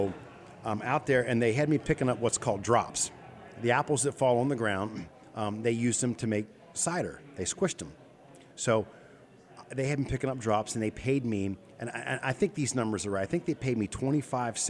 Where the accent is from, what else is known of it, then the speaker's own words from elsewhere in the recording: Chambersburg, Pennsylvania, United States; I grew up in Chambersburg, just outside of town